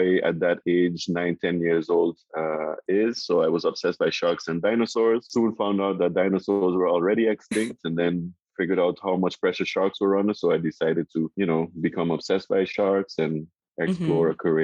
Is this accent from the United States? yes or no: no; Sint Maarten; moved away as an adult; now in Bonaire; Born and bred on St. Martin, and as you mentioned, now living on Bonaire